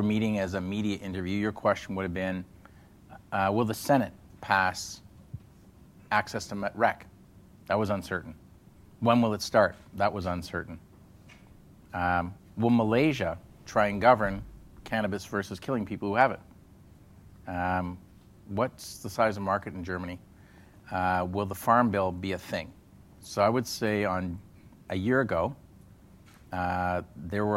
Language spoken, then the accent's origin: English; Canada; as a Canadian